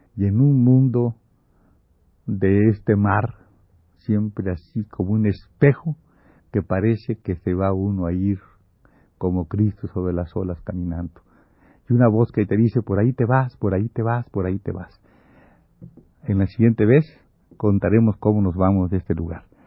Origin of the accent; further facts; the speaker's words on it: Campeche, Mexico; also born or lived in Mérida; En este pueblo yo no hago nada porque mi familia, muy católica, no quiere que yo entre al instituto, al instituto campechano